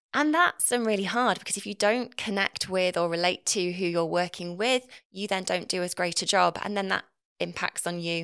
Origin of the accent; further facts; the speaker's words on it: Nottinghamshire, East Midlands, United Kingdom; accent: Northern; moved away; I'm from Nottinghamshire originally